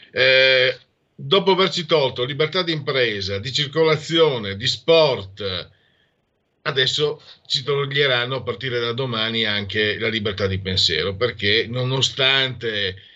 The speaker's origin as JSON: {"language": "Italian", "region": "Friuli-Venezia Giulia", "country": "Italy", "said": "siccome vengo dal Friuli sono stato attento, altrimenti, come si dice da mia parte, mi scappava il porco."}